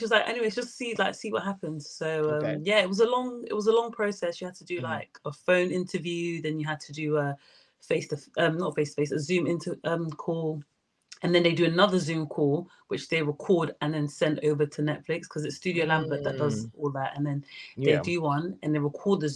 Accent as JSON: {"language": "English", "region": "London", "country": "United Kingdom", "said": "I'm from London"}